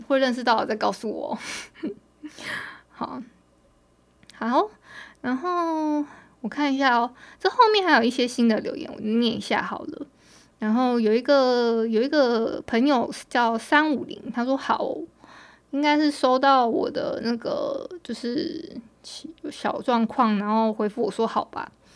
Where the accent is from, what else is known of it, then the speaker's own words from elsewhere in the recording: Hualien County, Taiwan; 我们今天我们花莲这边是大太阳的